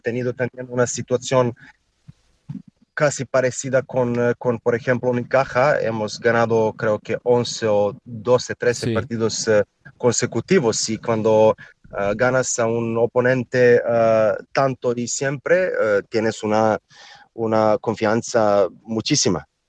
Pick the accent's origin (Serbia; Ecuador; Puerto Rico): Serbia; Spanish is a second language; somos eh, gente de Serbia que somos bastante altos